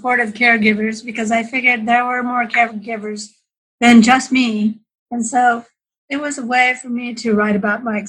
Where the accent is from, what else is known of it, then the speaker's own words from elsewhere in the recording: California, United States; moved away as an adult; also born or lived in Canada / Orange County, California; now in Idaho, United States; I was born in Canada, but my family moved us to California when I was 7, and we lived there 40 years.